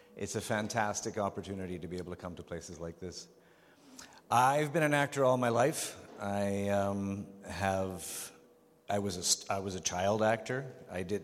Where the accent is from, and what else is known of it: Vancouver, British Columbia, Canada; born or raised there; also born or lived in Prague, Czech Republic